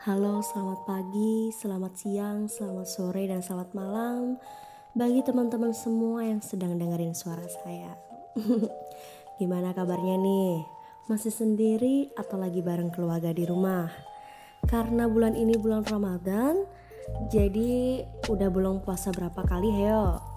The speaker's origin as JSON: {"language": "Indonesian", "town": "Jember", "region": "East Java", "country": "Indonesia", "tie": "born there", "said": "lahir di kota Jember bulan April tahun 1999."}